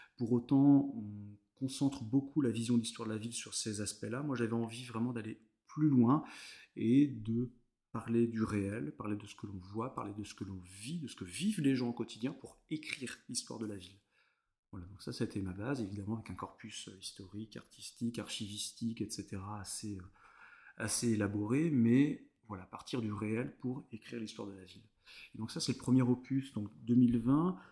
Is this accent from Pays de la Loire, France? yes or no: yes; Vendée, Pays de la Loire, France; also born or lived in Fontenay-le-Comte; c'est le centre de la Vendée, le Bocage, là où je suis né, là où j'ai grandi